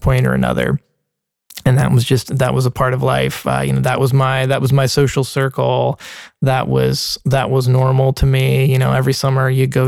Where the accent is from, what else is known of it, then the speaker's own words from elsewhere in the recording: Middle Tennessee, United States; also born or lived in Nashville, Tennessee; I grew up in Middle Tennessee.